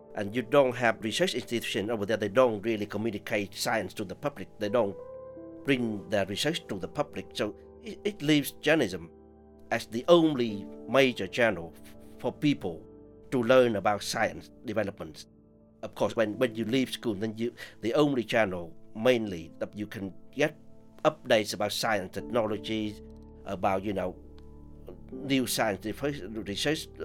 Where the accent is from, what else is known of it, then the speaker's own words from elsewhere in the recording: Vietnam; moved away; Vietnam, which is my home country.